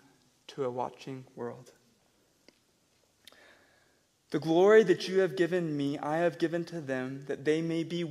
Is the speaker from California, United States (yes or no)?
no; Tennessee, United States; now in Albuquerque, United States; I'm from Tennessee and a redneck